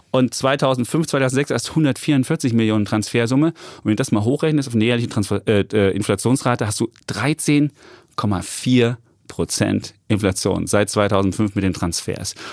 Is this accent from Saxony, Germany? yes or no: yes; Leipzig, Saxony, Germany; Ich bin äh, gebürtiger Leipziger.